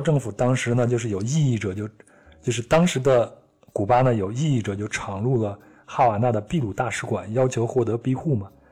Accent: China; 我说我是从中国来的

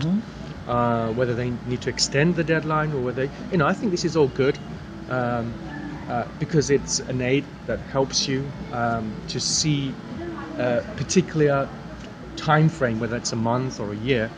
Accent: King's Lynn, East of England, United Kingdom; I come from England, a place called King's Lynn

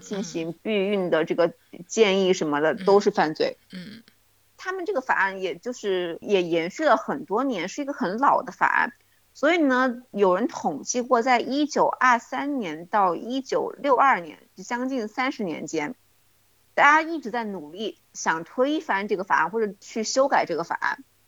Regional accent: China; 我们中国人的说法嘛

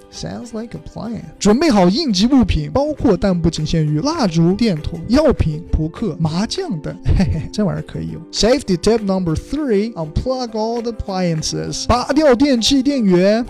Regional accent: Xinjiang, China; accent: Xinjiang dialect; 用我们新疆话说

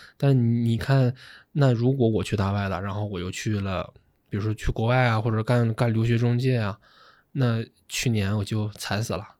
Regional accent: Shenyang, Liaoning, China; moved away; 我是沈阳人

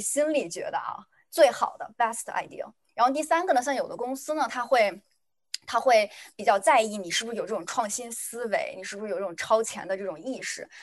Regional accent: China; 作为一个中国人

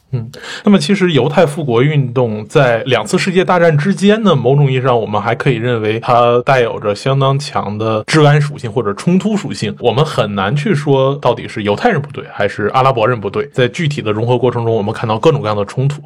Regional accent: China; 作为一个中国人

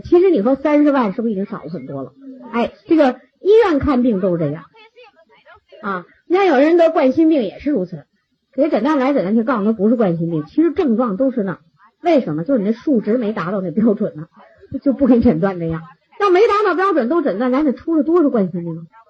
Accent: China; 我们中国人的这个群体

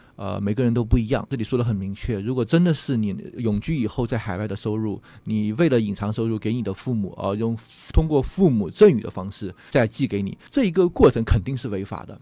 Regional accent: China; now in Australia; 我们中国人喜欢买房嘛

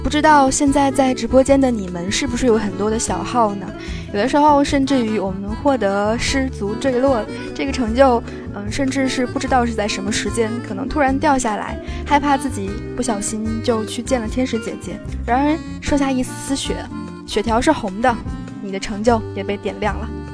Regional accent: Fujian, China; 作为一个福建人

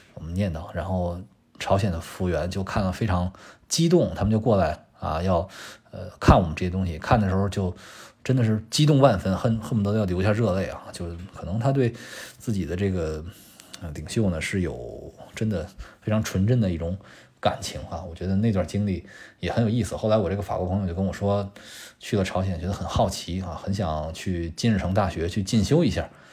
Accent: China; 作为我们中国人

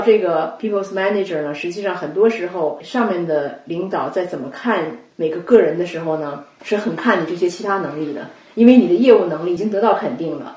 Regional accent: China; moved away as an adult; now in United States; 咱们大多数中国人留学过来

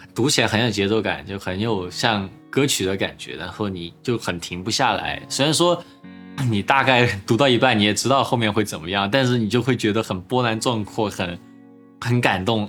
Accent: southern China, China; accent: southern Mandarin; now in United States; 不太好的南方普通画家，像语法错误的英文，这就是我的一个语言的组成

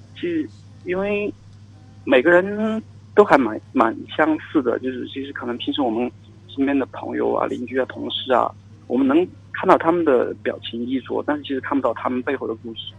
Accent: Chongqing, China; 我是重庆人

